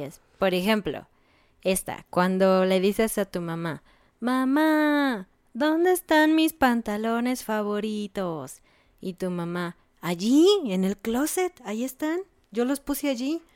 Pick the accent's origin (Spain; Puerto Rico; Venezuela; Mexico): Mexico